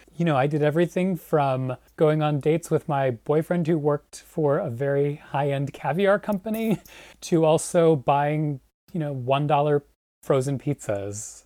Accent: Long Island, New York, United States; also born or lived in Manhattan, New York; my parents moved here when I was, when I was really little, and I grew up on Long Island

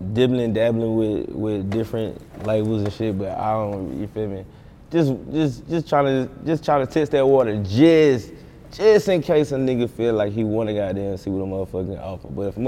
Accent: North Carolina, United States; Like, even with Charlotte, bro, like I'm an hour from Charlotte. Like, Charlotte rappers don't fuck with us. We real country, you feel me? We country. Charlotte's like a city to us.

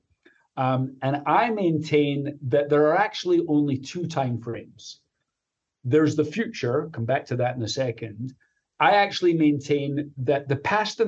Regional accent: Glasgow, Scotland, United Kingdom; moved away as an adult; also born or lived in Chicago; now in United States; as your listeners can probably tell, even after being here for 33 years, I'm from Glasgow, Scotland

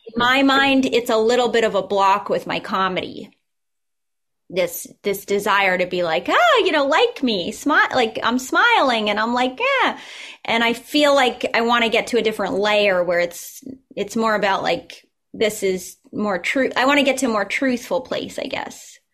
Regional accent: Newton, Massachusetts, United States; also born or lived in Minnesota; my hometown of Newton

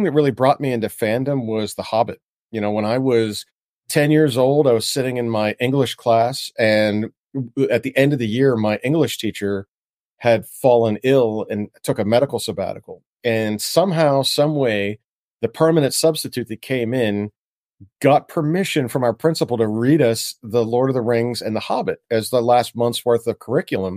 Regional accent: Pittsburgh, Pennsylvania, United States; also born or lived in Washington, D.C.; I'm from Pittsburgh, Pennsylvania originally

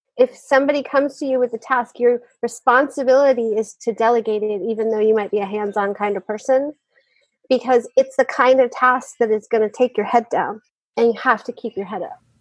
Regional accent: West Virginia, United States; My hometown newspaper in West Virginia

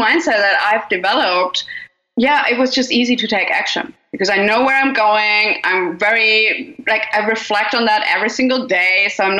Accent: Germany; now in Australia; because I moved from Germany to Australia, but even in Australia, I was like, I don't want to be sitting in one house all the time for the rest of my life.

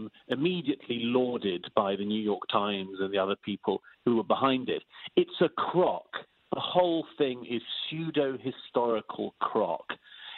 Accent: United Kingdom; I'm British by origin

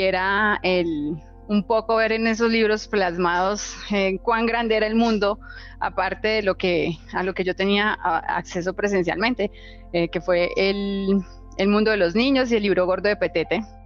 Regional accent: Itagüí, Antioquia, Colombia; yo nací en Itagüí, Antioquia, eh, en un hogar clase media. Papá, mamá, tres hermanos, eh, yo soy la menor. Y pues que crecimos con limitaciones económicas

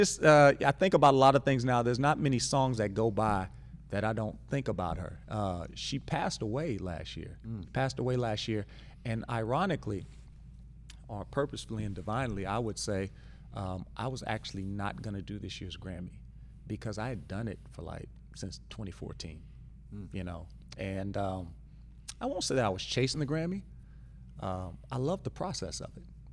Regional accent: Louisiana, United States; I'm from Louisiana

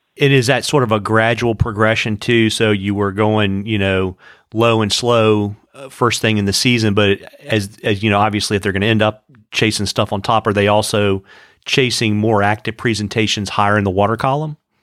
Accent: Central Virginia, United States; I grew up in Central Virginia

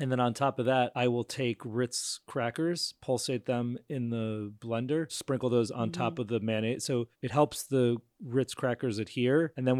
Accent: New York, United States; As a New Yorker, it's maybe a Woody Allen movie

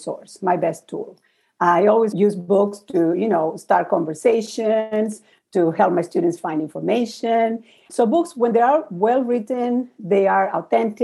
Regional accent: Uruguay; moved away; I'm from Uruguay originally, so I would go to my country

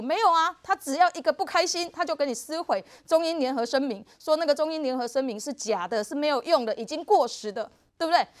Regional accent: Taiwan; 我们要必须要让我们台湾人民知道，我们必须。准备好自己，才能够跟中国去竞争

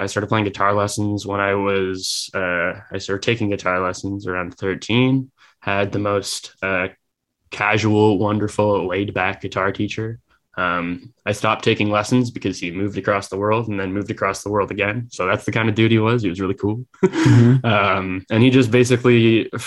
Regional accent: Burlington, Ontario, Canada; also born or lived in Toronto; I grew up in Burlington, which is the least interesting part of the GTA

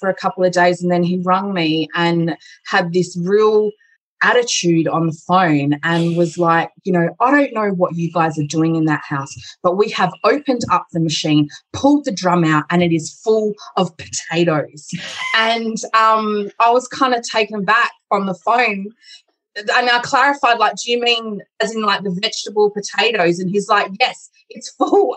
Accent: Adelaide, South Australia, Australia; my hometown

